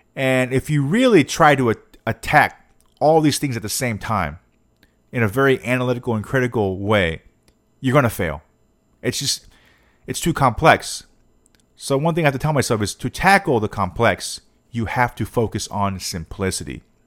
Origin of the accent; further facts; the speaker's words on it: United States; I'm an American